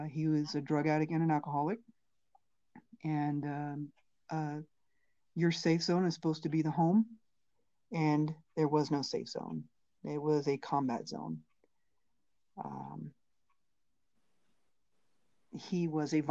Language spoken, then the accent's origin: English; Maryland, United States; I'm originally from Maryland